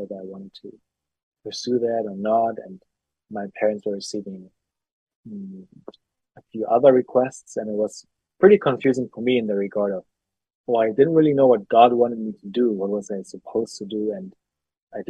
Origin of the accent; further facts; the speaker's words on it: Germany; I'm from Germany.